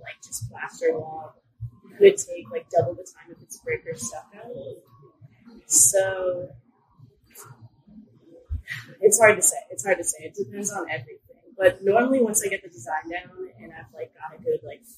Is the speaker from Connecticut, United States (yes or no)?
yes; Connecticut, United States; moved away as an adult; now in Virginia Beach, United States; I'm a local Virginia Beach artist. I'm originally from Connecticut. I've been here for about 4.5 years